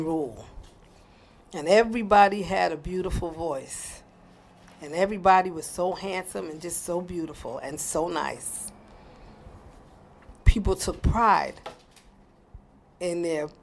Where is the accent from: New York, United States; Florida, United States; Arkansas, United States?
New York, United States; New York City; growing up in Sandy Ground